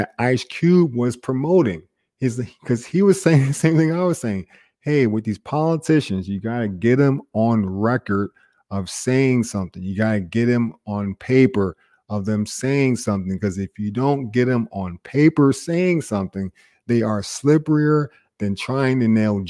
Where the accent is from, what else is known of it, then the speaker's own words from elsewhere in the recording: New Jersey, United States; growing up in Jersey